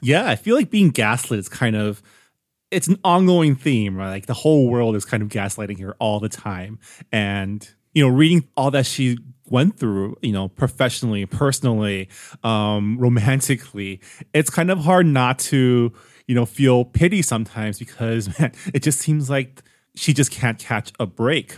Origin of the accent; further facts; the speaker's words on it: San Gabriel Valley, California, United States; I grew up on the West Coast, specifically the San Gabriel Valley, within an Asian American enclave